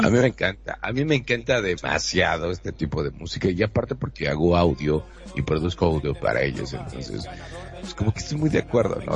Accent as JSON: {"language": "Spanish", "town": "Monterrey", "region": "Nuevo León", "country": "Mexico", "said": "soy de Monterrey, México."}